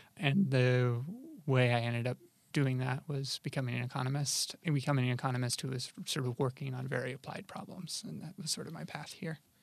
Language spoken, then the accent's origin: English; Rochester, New York, United States; I grew up in Rochester, New York, which is in upstate New York